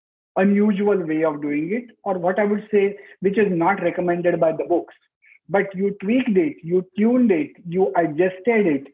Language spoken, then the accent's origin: English; Pune, Maharashtra, India; Pune being my hometown